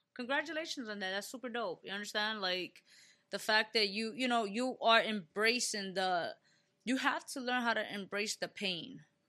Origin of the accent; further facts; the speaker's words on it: New York City, New York, United States; I'm from the Bronx, right? Born and raised, uh, from the Bronx